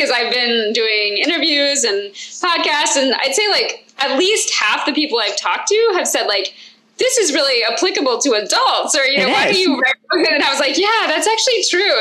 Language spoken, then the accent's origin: English; Georgia, United States; moved away as an adult; also born or lived in Massachusetts; actually from the South, so I'm from Georgia originally